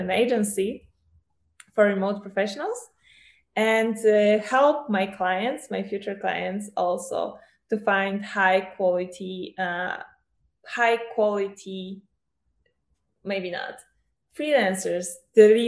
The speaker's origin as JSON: {"language": "English", "country": "Poland", "also_born_or_lived": "Portugal", "said": "I'm from Poland"}